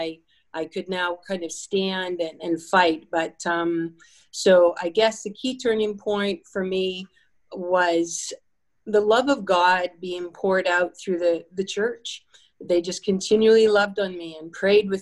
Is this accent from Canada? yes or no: yes; Canada; growing up in Canada